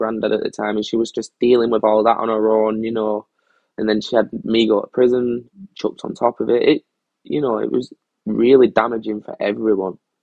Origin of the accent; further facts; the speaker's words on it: Cumbria, North West England, United Kingdom; I wasn't allowed to my hometown. I wasn't allowed to where I live or where I came from. I had to go stay with a friend further up in North Cumbria